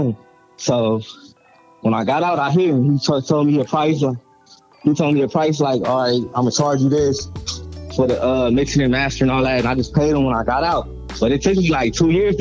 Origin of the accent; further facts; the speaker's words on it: Gardena, California, United States; I'm from Gardena, California